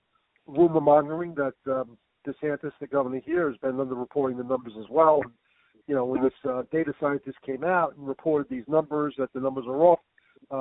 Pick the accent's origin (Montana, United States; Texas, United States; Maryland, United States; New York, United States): New York, United States; now in Florida, United States; I'm originally from New York